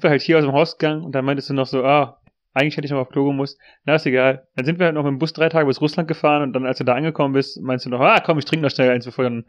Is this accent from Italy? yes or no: yes; Trentino-Alto Adige, Italy; also Südtirol ist ja in, im Norden von Italien, mhm. aber es ist halt, es ist eine deutschsprachige äh, Region